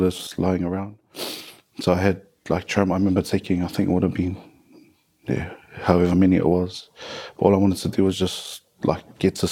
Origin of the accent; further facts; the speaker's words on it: Auckland, New Zealand; born and bred in West Auckland, did my schooling there as well